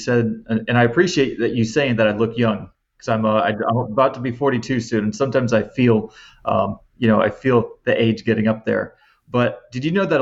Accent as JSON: {"language": "English", "town": "Jacksonville", "region": "Florida", "country": "United States", "tie": "born or raised there", "lives_now": "Naples, United States", "said": "I have two younger siblings and we grew up in Jacksonville, Florida"}